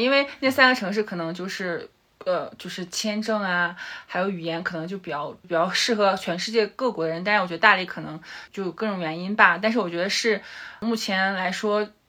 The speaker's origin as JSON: {"language": "Chinese", "town": "Dalian", "region": "Liaoning", "country": "China", "tie": "born or raised there", "also_born_or_lived": "Australia / Beijing / Shanghai", "moved": "as an adult", "lives_now": "Dali, China", "said": "我是大连人，然后其实前十八年都在大连嘛，然后之后嗯哼。本科是在辽宁读的，然后我硕士其实是到了澳洲，然后读了会计专业，对，嗯。管理会计专业"}